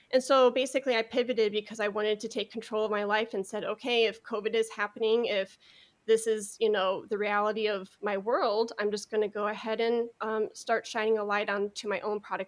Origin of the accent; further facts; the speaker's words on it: Chicago, Illinois, United States; moved away; also born or lived in Dallas; I'm originally from Chicago